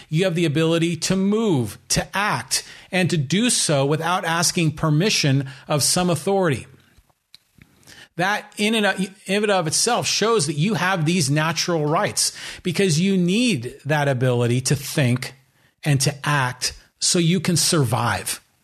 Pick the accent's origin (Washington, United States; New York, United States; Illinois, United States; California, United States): California, United States; San Francisco Bay Area; I grew up in the San Francisco Bay Area